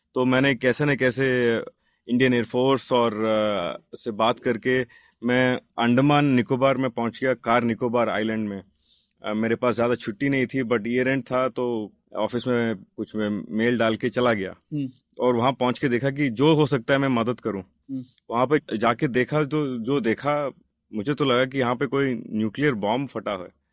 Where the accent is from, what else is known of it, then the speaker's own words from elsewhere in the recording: Hyderabad, Telangana, India; moved away as an adult; also born or lived in Bangalore; मैं हैदराबाद से हूँ लेकिन बेंगलोर में रह रहा था